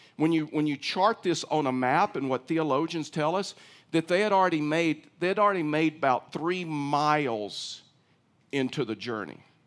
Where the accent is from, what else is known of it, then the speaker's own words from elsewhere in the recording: East Texas, United States; I was raised in East Texas